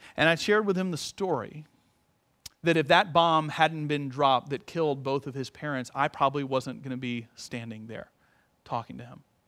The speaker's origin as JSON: {"language": "English", "country": "United States", "said": "I'm an American"}